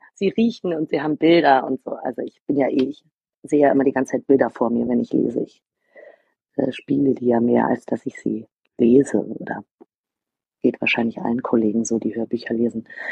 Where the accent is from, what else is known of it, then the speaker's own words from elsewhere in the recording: Berlin, Germany; Ich bin Berlinerin, mein Vater hat für die Amerikaner im besetzten, in Anführungsstrichen, im befreiten Berlin gearbeitet.